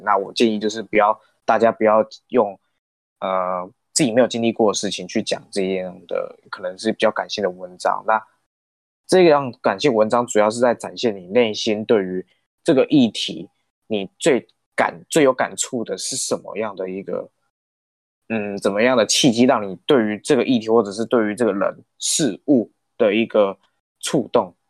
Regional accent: Minxiong, Chiayi County, Taiwan; also born or lived in Taichung; 像我就是嘉义县的，那我出生在，虽然我出生在台中市，可是我的童年都是在嘉义县民雄乡度过的

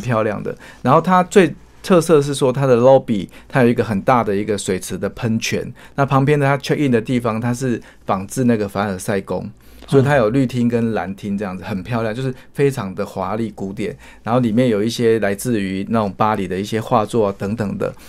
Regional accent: Taiwan; 说我们台湾人基本上也很关注你们澳门这个地方这样子

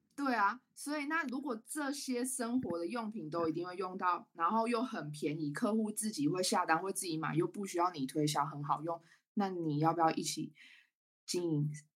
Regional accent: Taichung, Taiwan; also born or lived in Taipei; 然后我是台中人，嗯。那刚刚有说我到台北嘛，我是在二零一八年的时候北漂到台北，大概三年多的时间

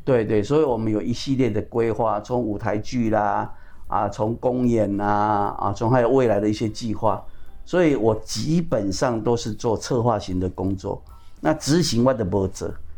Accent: Pingtung County, Taiwan; now in Taipei, Taiwan; 我是屏东人，我在台北

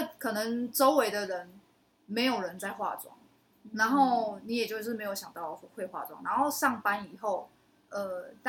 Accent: Kaohsiung, Taiwan; 卡钩顶就是你知道小时候在高雄啊，高雄就是会有一个车骨镇，它是专门神明婚丧喜庆，然后会有出出阵的那个专门来跳舞给神明看的这样。

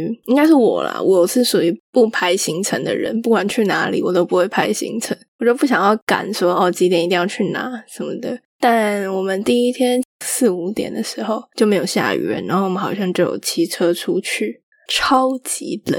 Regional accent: Taipei, Taiwan; 我台北来的，我确实一开始有在想说，这样感觉好像不太好。但是我本来就是我，我也不是从那种疫区来的

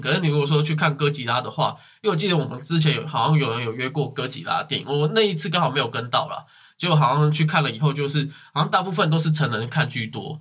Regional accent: Taiwan; 我们台湾人

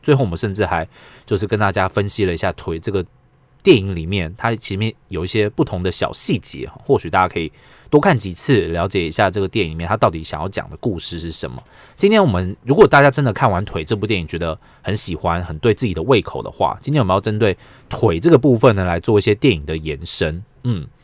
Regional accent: Taiwan; 我们台湾人

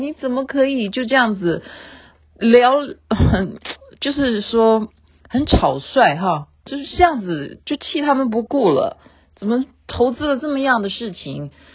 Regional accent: Taiwan; 因为我是眷村长大的

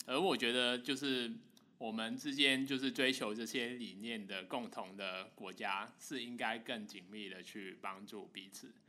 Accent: Hong Kong; 我自己作为香港人感受很深啦。以前可能，因为我是九七年回归前身的

